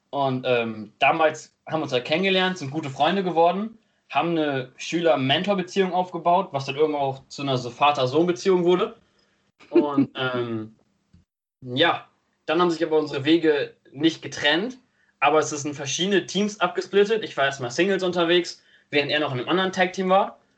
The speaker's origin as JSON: {"language": "German", "region": "Northern Germany", "country": "Germany", "said": "Ähm, wir kommen aus Norddeutschland, sind auch hier bei den Promotions beheimatet."}